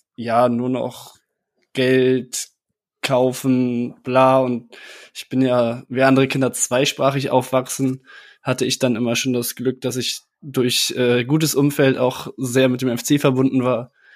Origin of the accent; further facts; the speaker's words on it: Cologne, North Rhine-Westphalia, Germany; Ich bin äh, kurz vor der Jahrtausendwende geboren hier in Köln